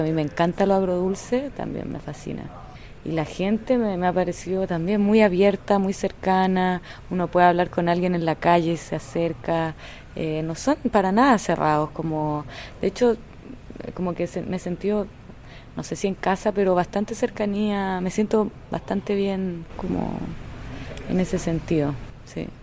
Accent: Chile; soy una escritora chilena

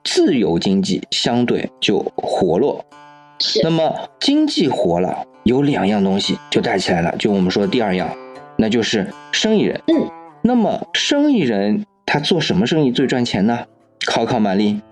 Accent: China; 我们中国人说的“百味盐为首”这样的一个说法

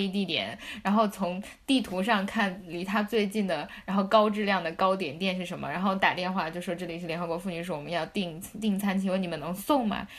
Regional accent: Tibet, China; moved away; 我是从西藏大山走嗯出哼来的孩子

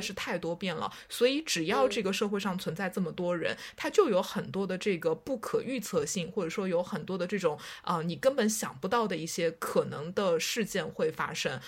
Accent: Shanghai, China; 我出生在上海

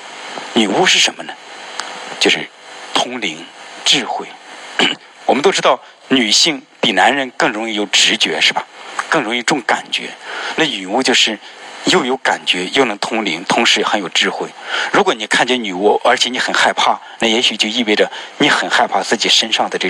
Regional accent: China; 我们特别是我们作为中国人，

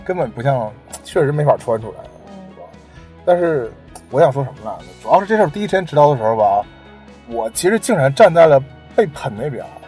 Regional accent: China; 中国打仗的时候我们都没经历

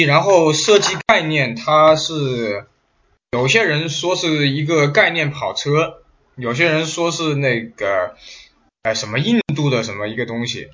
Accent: China; 我们大陆这边叫银龙

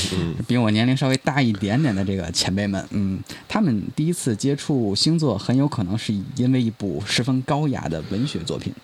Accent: China

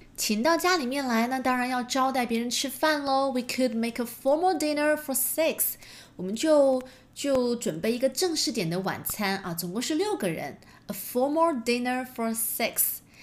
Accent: China; 我们中国人讲究的是

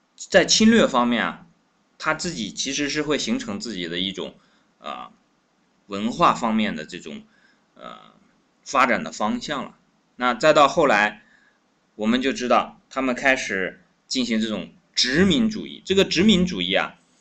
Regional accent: China; 我们中国人每一个人都有祖先

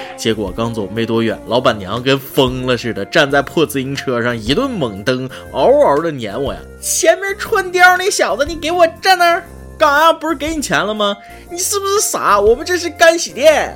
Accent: northern China, China; 我作为一个北方人

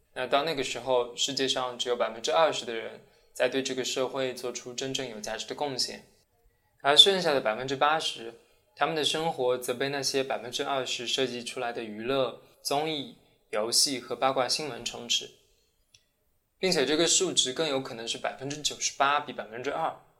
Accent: China; now in Sweden; 我其实作为一个中国人

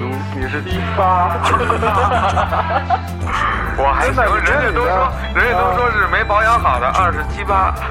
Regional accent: Romania; Chinese is a second language; 我我是来自罗马尼亚的

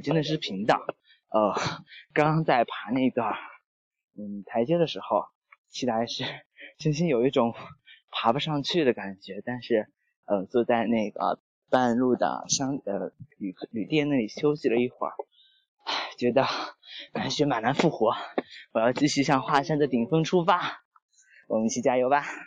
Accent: Shanxi, China; 我是山西人

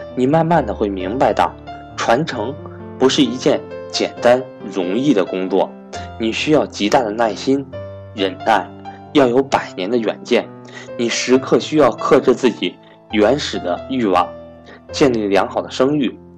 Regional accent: China; 如果我没有出生在中国这个和平崛起的时代

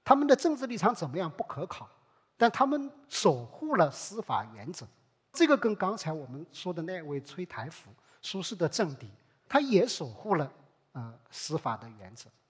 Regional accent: Hangzhou, Zhejiang, China; 这个特质，我们在另外一个案件里面也可以看到，这是可能我们杭州人更熟悉的一个案件——岳飞刺史案。

